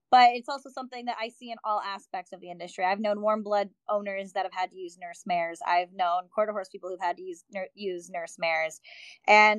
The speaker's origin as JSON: {"language": "English", "region": "Wyoming", "country": "United States", "tie": "born or raised there", "said": "I grew up a lot on the Western farms, but all the Western farms I was at out in Wyoming"}